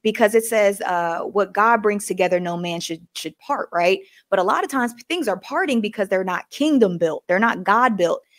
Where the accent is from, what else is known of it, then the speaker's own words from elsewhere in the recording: the South, United States; I was just raised to be nice, especially growing up in the South, you speak to everybody